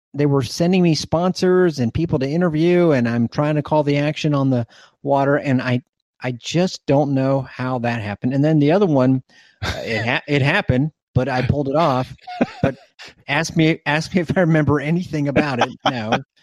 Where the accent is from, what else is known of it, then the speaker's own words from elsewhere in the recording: Plant City, Florida, United States; my best friend growing up in Plant City